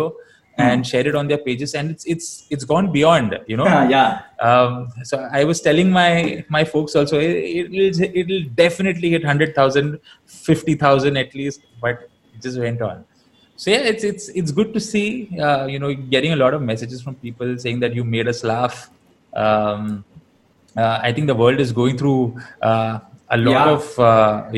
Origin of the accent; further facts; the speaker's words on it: Navi Mumbai, Maharashtra, India; I was born and raised in Navi Mumbai